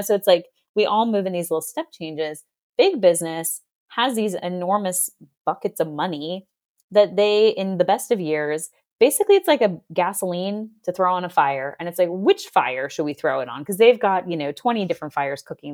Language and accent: English; Boston, Massachusetts, United States; I'm from Boston